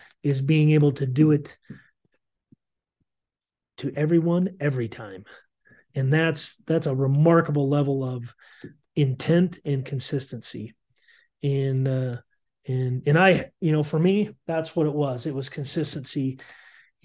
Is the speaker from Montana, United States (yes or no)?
yes; Montana, United States; moved away; also born or lived in Iowa; growing up in Montana.